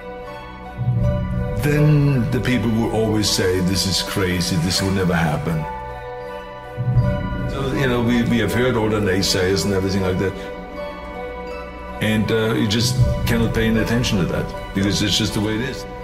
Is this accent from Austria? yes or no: yes; Austria; born or raised there; moved away